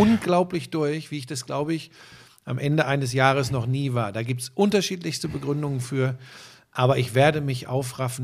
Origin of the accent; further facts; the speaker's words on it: Hagen, North Rhine-Westphalia, Germany; Ich bin ein Hagener Junge, bin geboren im Ruhrgebiet